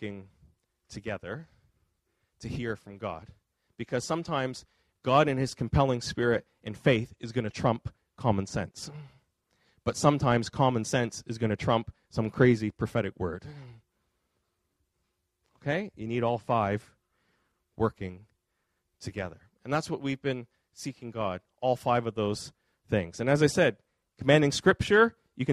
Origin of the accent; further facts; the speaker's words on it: Nova Scotia, Canada; now in Fredericton, Canada; I'm from Nova Scotia. Angela's dad's there. My parents are there